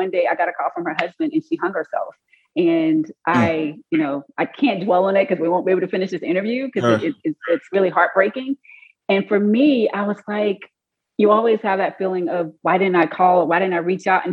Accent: Mississippi, United States; moved away as an adult; also born or lived in Columbus, Georgia; now in Alabama, United States; I'm originally from Mississippi, practicing in Alabama

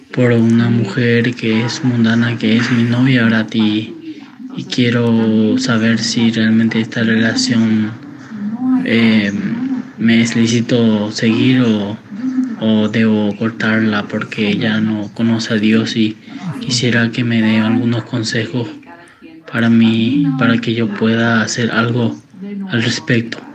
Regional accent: Paraguay; Soy de Paraguay

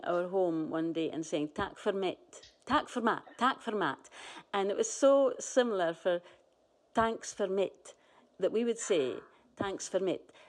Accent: Shetland, Scotland, United Kingdom; I'm a Shetlander. I'm from the Northern Isles. I'm a Scot. I'm part of that Northern European family. I'm a European. I'm a Brit. I'm very comfortably all of those things. I'm a child of the world.

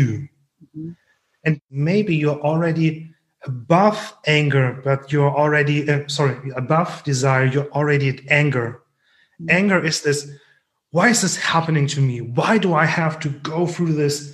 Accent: Germany; accent: thick German; English is a second language; my thick German accent

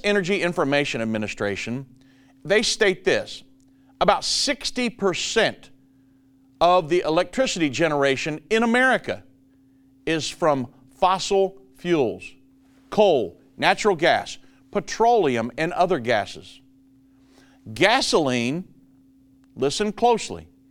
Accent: Richmond, Indiana, United States; moved away as an adult; now in Dallas, United States; I was born and raised in Richmond, Indiana, till I was 33 and then went 34 when we moved down here to Dallas

